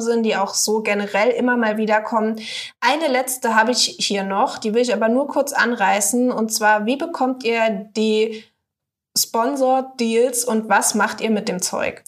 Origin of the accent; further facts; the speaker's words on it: Saarland, Germany; moved away; Ich komme ja aus dem Saarland ursprünglich mal.